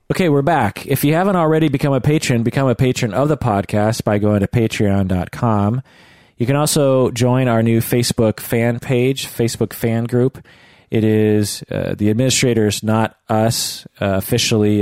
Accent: United States; grew up in the United States

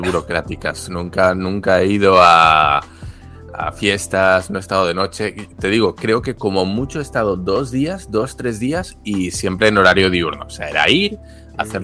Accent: Spain; moved away as an adult; now in Japan; en mi caso español

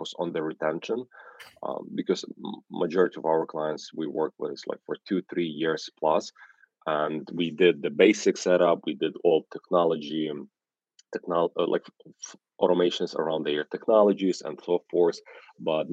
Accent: Ukraine; English is a second language; now in New York, United States; I'm originally from Ukraine, that's why I have an accent, but live for half of my life here in New York

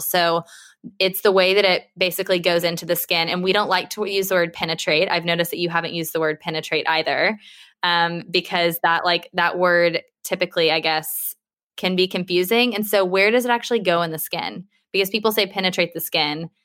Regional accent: United States; now in United Kingdom; I'm American

